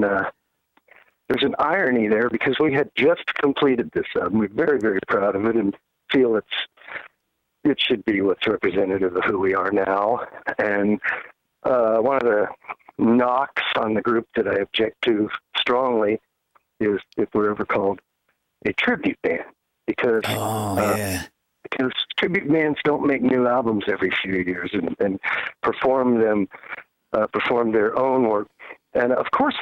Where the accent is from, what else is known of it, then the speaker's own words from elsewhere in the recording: Wichita, Kansas, United States; now in Nashville, United States; I come from Kansas. Tony's from Cleveland, Ohio. I'm from Wichita